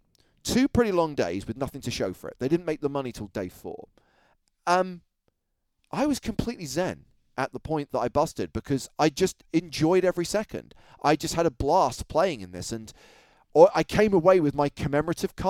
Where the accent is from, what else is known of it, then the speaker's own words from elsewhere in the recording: London, United Kingdom; I was from London